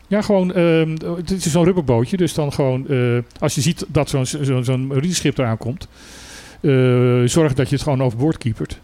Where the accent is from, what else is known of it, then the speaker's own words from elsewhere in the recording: Utrecht, Netherlands; ik ben geboren Utrechter, ik kan zelfs horen aan het Utrechts uit welke wijk je komt.